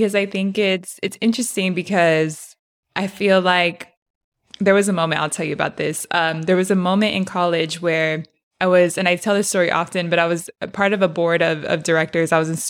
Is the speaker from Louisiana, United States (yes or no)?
no; San Diego, California, United States; Like, I'm Honduran, and I feel like I know what Chicano culture is because I grew up in San Diego, o sea, Chicano Park. Like, I grew up around a lot of Mexican American culture.